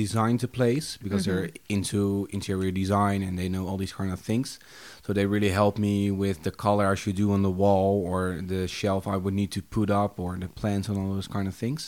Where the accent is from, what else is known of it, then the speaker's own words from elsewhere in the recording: Haarlem, North Holland, Netherlands; also born or lived in Vogelenzang; I was born in Haarlem.